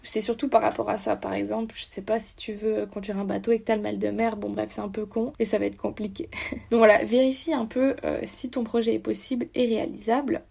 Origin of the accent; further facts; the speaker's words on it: France; moved away as an adult; now in Canada; je suis étudiante au Canada, mais en soi, je viens de France